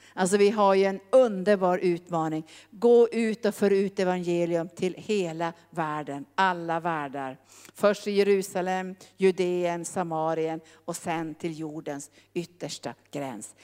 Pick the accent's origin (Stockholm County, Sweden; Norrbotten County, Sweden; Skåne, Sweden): Norrbotten County, Sweden; also born or lived in Brazzaville, Republic of the Congo; jag kom ju från Norrbotten